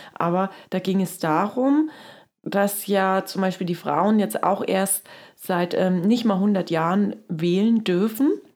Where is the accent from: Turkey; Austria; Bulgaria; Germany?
Germany; East Germany; ich komme ja aus dem Osten